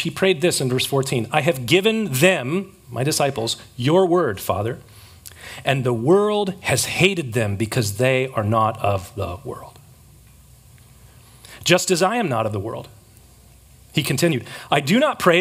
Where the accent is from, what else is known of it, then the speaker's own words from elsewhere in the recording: San Diego, California, United States; I grew up here, born and raised in San Diego